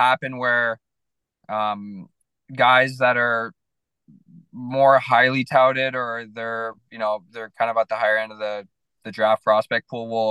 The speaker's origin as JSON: {"language": "English", "town": "Toronto", "region": "Ontario", "country": "Canada", "said": "I'm from Toronto."}